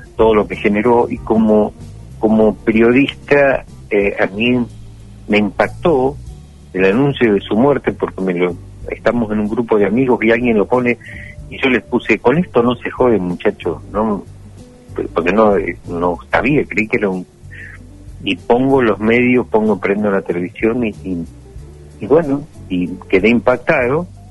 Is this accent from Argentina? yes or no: yes; Argentina; somos argentinos